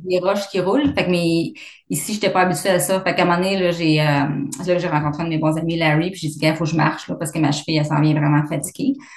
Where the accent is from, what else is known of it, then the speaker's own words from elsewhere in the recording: Abitibi, Quebec, Canada; moved away as an adult; also born or lived in Vancouver / Fort McMurray; now in Calgary, Canada; je suis originaire de la labitibi